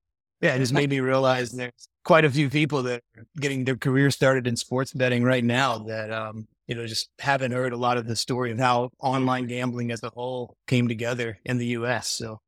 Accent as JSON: {"language": "English", "town": "Madisonville", "region": "Kentucky", "country": "United States", "tie": "born or raised there", "said": "So I grew up in Madisonville, Kentucky, which is a small town, like 19,000 people, about 2 hours northwest of Nashville."}